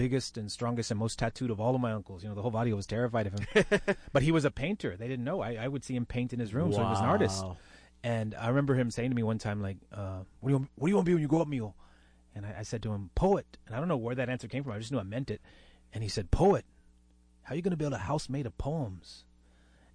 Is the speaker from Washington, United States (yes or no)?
no; Dallas, Texas, United States; they ended up in Dallas, and that's where I was actually born and raised.